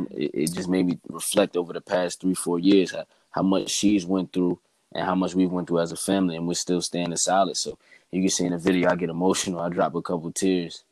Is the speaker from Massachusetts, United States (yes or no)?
no; Bayonne, New Jersey, United States; I have my hometown Bayonne behind me right now